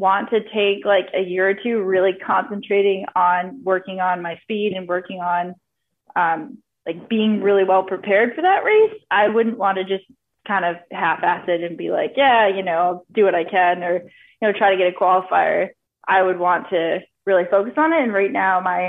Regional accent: Vermont, United States; I'm originally from Vermont

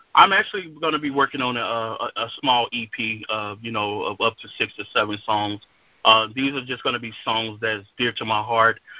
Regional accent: Dallas Fort Worth area, Texas, United States; I'm from the Dallas Fort Worth area, Texas

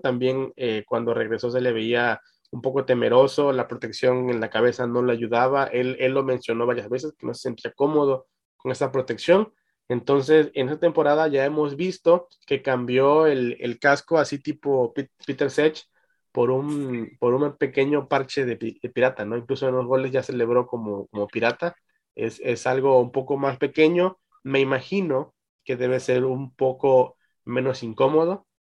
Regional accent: Mexico; como mexicano

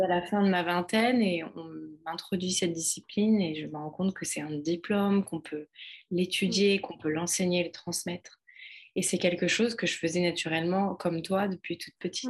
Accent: France; moved away as an adult; also born or lived in London; now in Ibiza, Spain; la France qui est mon pays natal

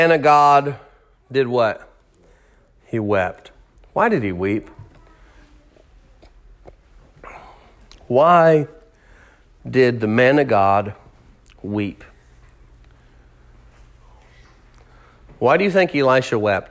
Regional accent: United States; as an American

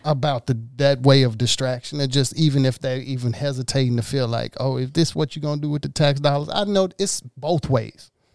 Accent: Mississippi, United States; now in Los Angeles, United States; I'm in downtown L A. I'm from Mississippi.

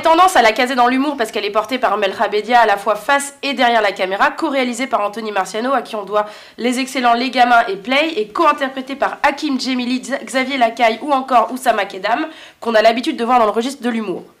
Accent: France; des racines du nord de l'Afrique alors qu'on a grandi en France

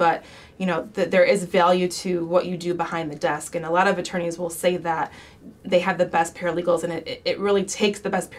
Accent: Sterling Heights, Michigan, United States; also born or lived in West Bloomfield, Michigan; I grew up in Sterling Heights and then we moved to West Bloomfield.

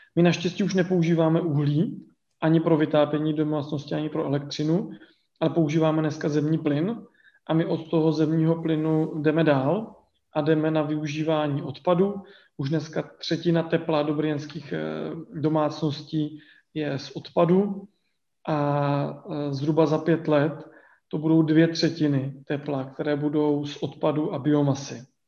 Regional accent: Vysočina Region, Czechia; já jsem jako dítě, protože pocházím z Vysočiny, já jsem na vesnici eh, vyrůstal

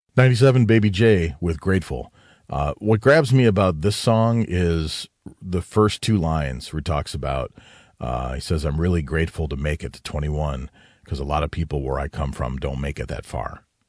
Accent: Detroit, Michigan, United States; growing up in that area

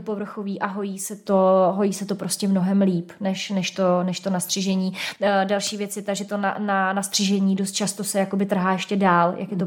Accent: Hradec Králové, Hradec Králové Region, Czechia; tak já jsem z Hradce

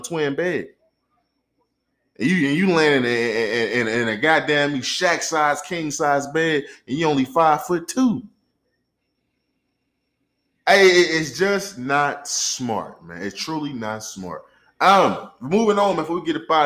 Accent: St. Louis, Missouri, United States; I'm from St. Louis

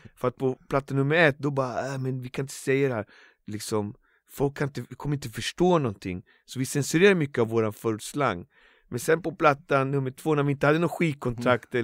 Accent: Botkyrka, Stockholm County, Sweden; det finns en bänk i Alby som där jag började rappa där jag kommer ifrån, från min gata

